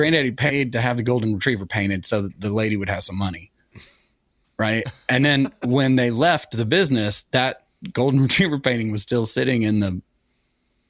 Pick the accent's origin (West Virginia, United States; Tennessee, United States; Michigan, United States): Tennessee, United States; Sevierville; moved away; also born or lived in Atlanta, Georgia; I grew up in Sevierville, which was really the big town